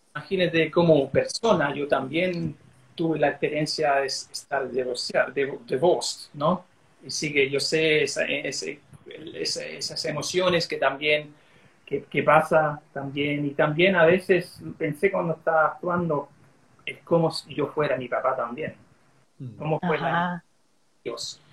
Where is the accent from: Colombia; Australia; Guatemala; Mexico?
Australia; accent: Chilean; first language English; Spanish is a second language; creciendo como gringo acá en Australia